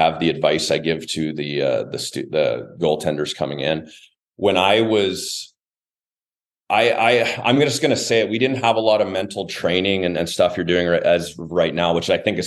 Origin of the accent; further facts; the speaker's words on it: Brandon, Manitoba, Canada; my hometown